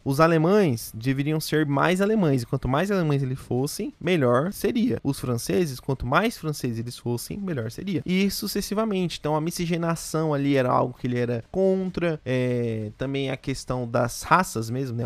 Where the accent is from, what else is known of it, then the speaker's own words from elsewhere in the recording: Londrina, Paraná, Brazil; nós somos de Londrina